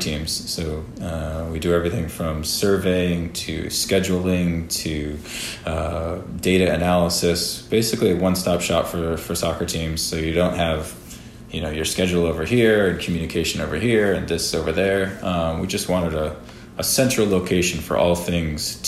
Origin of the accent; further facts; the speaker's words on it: Rhode Island, United States; moved away; growing up in Rhode Island, a bunch of my family still living there